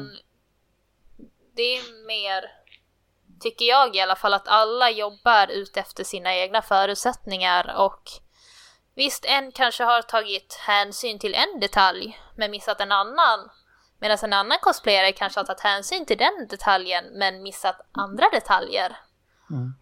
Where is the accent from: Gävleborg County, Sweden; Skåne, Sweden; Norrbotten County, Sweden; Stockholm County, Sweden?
Skåne, Sweden; accent: Skånska; Jag, är från Skåne